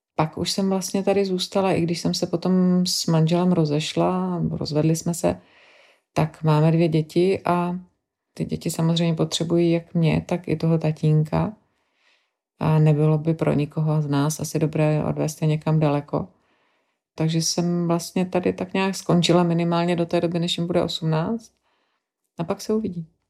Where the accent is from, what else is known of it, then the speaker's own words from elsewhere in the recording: Czechia; moved away as an adult; also born or lived in London; now in Belgium; na Čechy, kde jsem vyrůstala, kde mám vzpomínky na dětství